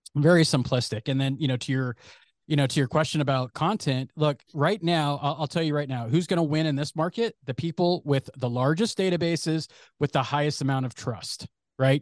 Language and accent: English; San Francisco Bay Area, California, United States; born or raised there